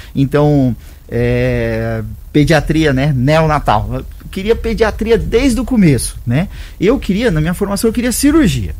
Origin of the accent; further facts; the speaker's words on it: Santa Catarina, Brazil; now in Rio Verde, Brazil; eu sou catarinense, mas tem mais de 15 anos que eu tô em Rio Verde